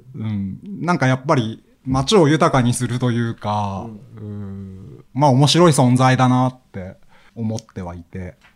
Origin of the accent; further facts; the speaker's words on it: Hokkaido, Japan; now in Tokyo, Japan; もともとその北海道から上京してきたのが